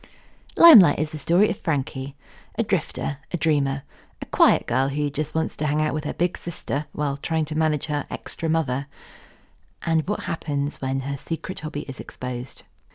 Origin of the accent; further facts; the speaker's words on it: United Kingdom; I think as well, as a British reader, that world is still, it seems so exotic and glamorous to me.